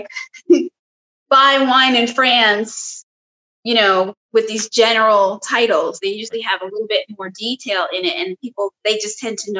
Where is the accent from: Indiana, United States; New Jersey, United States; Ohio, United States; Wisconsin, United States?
New Jersey, United States; I'm from Jersey.